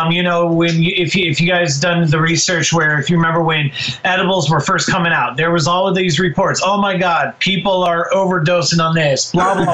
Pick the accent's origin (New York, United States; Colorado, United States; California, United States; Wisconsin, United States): Colorado, United States; moved away as an adult; also born or lived in Denver; now in Seattle, United States; I'm born and raised in Colorado. I am a native.